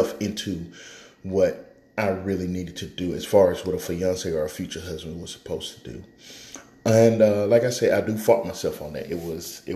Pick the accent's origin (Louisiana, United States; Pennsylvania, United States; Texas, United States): Texas, United States; Houston; I was born and raised in Houston, from Houston, Texas. So I'm a Southern boy.